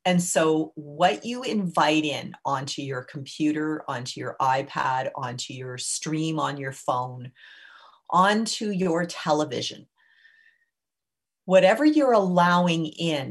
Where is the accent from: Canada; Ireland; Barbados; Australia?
Canada; as a Canadian